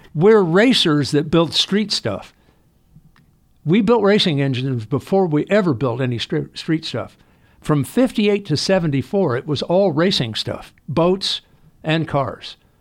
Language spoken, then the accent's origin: English; Los Angeles, California, United States; I was born in Hollywood Presbyterian Hospital in nineteen forty-two.